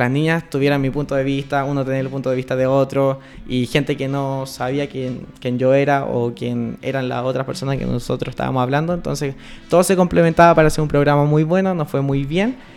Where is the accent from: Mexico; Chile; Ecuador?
Chile